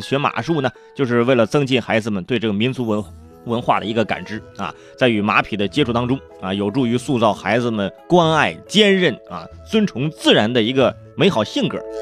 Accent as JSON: {"language": "Chinese", "region": "northern China", "country": "China", "said": "你比如说我是北方人， 我第一次去凤凰古城"}